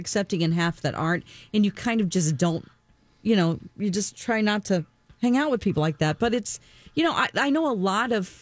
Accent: Springfield, Missouri, United States; I'm from Springfield, Missouri

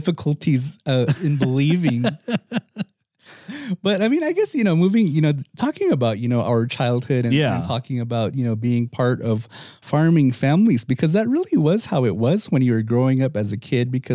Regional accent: Moenkopi, Arizona, United States; I'm from Munkapi

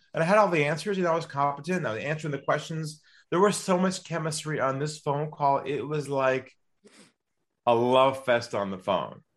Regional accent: San Diego, California, United States; moved away as an adult; now in Sydney, Australia; I'm from California originally, from San Diego

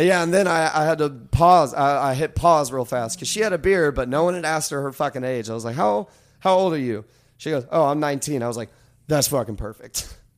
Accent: Kentucky, United States; I am from Kentucky

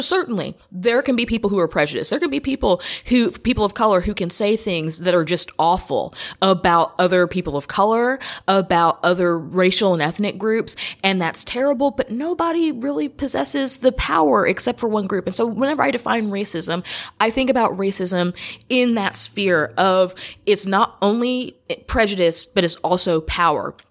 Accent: United States; I'm an American

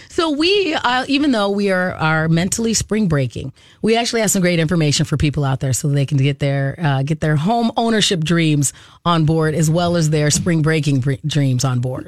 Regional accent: Arizona, United States; moved away; I grew up in Arizona

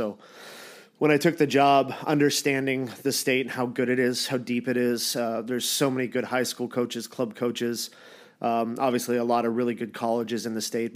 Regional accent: Toronto area, and London, Ontario, Canada; now in United States; I'm from Toronto land area, and London, Ontario

